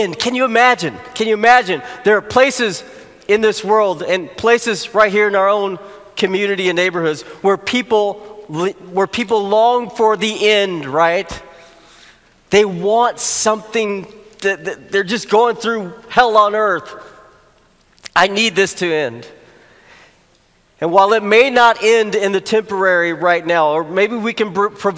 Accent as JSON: {"language": "English", "region": "Arkansas", "country": "United States", "tie": "born or raised there", "moved": "yes", "said": "I grew up in Arkansas, and that's my home state."}